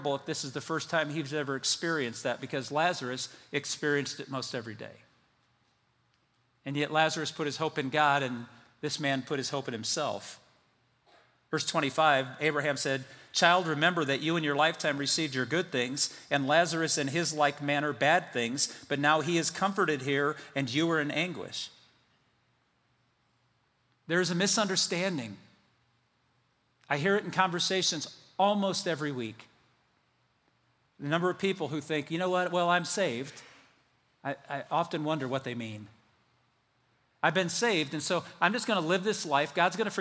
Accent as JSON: {"language": "English", "country": "United States"}